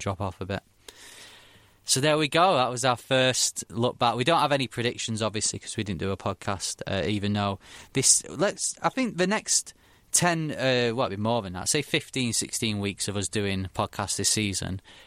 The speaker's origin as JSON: {"language": "English", "town": "Manchester", "region": "North West England", "country": "United Kingdom", "said": "I come from Manchester, so it's Man United and City or Man United and Liverpool"}